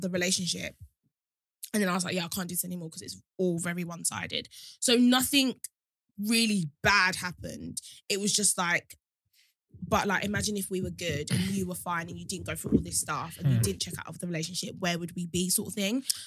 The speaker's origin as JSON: {"language": "English", "area": "Kent", "region": "South East England", "country": "United Kingdom", "tie": "born or raised there", "also_born_or_lived": "Lewisham", "said": "growing up in Kent"}